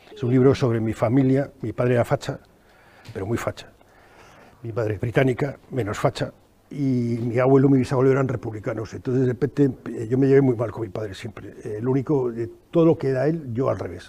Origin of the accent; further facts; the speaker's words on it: Madrid, Community of Madrid, Spain; also born or lived in Venezuela; yo soy de Madrid